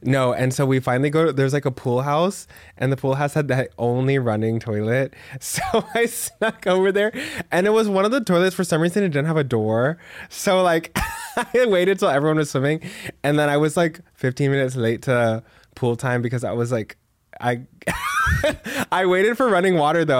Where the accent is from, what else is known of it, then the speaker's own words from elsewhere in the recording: Texas, United States; I'm from Texas